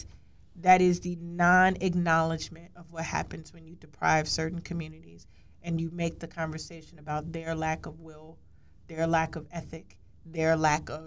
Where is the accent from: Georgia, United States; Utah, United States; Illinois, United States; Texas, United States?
Illinois, United States; Chicago; I grew up in Cabrini